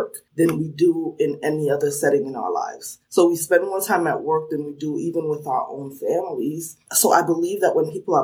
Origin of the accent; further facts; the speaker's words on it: New Jersey, United States; accent: New Jersey (sounds like the Sopranos); also born or lived in Sierra Leone; now in Washington, D.C., United States; I grew up in New Jersey, so some people are quick to spot that accent because they say it sounds like the Sopranos